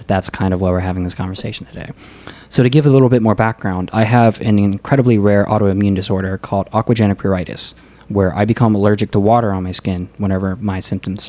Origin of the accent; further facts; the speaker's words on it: Pennsylvania, United States; moved away as an adult; also born or lived in Pasadena, California / Maryland / Kansas; now in Fremont, United States; Before I was a year old, though, my parents basically moved to Maryland and then a couple years later to Pennsylvania. And I was pretty much raised in Pennsylvania